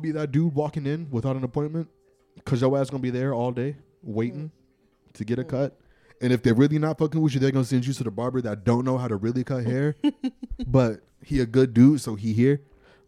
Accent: Dayton, Ohio, United States; moved away; I'm from Ohio, from Dayton

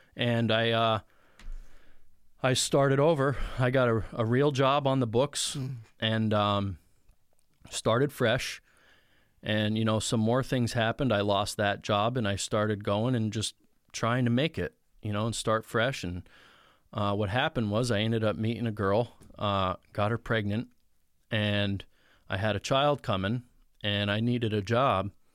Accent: Mountain Top, Pennsylvania, United States; now in Mifflinville, United States; I grew up in Mountaintop, Pennsylvania

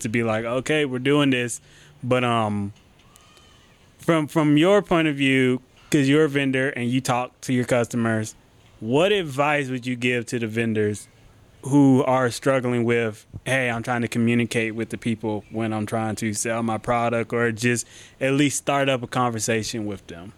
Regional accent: Athens, Georgia, United States; I was born and raised in Athens

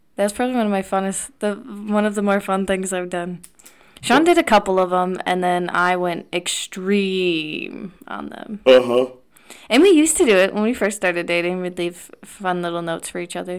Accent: Wisconsin, United States; back home in Wisconsin

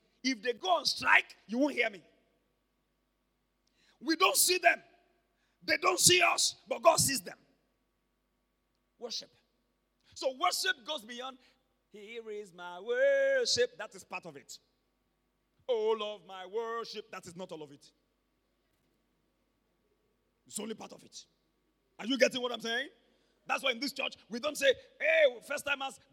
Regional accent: Ibadan, Oyo, Nigeria; also born or lived in Ondo State; when I was growing up in Mokola, I'm a Mokola boy

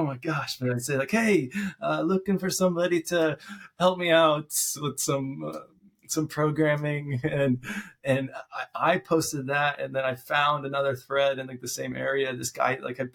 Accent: Lincoln, Nebraska, United States; I moved back to my hometown, Nebraska, Lincoln, Nebraska.

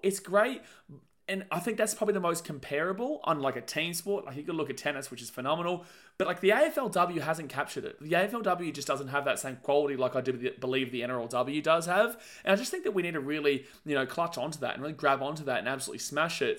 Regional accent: Gold Coast, Queensland, Australia; We're from the Gold Coast. This is where our family lives. This is where we live

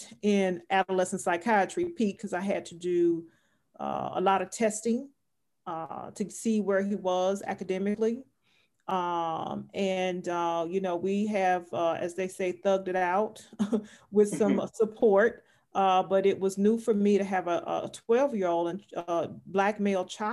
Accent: Houston, Texas, United States; I lived in South Park. My whole community was Black.

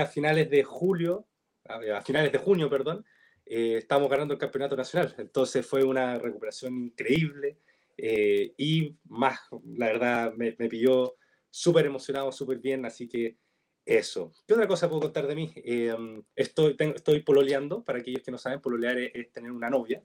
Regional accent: Chile; soy chileno, que hablo chileno, que vivo en Chile

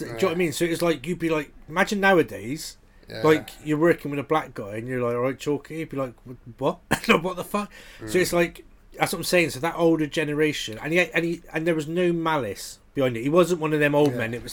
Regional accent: Bristol, South West England, United Kingdom; where I grew up in Bristol, we had a really strong National Front element around where I lived

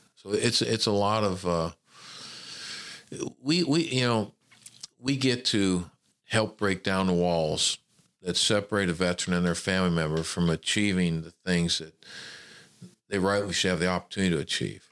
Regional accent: Memphis, Tennessee, United States; moved away as an adult; also born or lived in California / Hattiesburg, Mississippi; I was born in California. My father was a traveling salesman, but I grew up in Memphis, Tennessee

